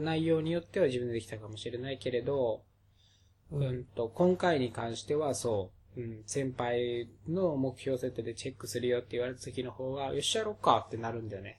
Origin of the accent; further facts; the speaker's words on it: Okinawa, Japan; 僕ら二人は沖縄出身なので、方言が出るっていうのもあるかもしれません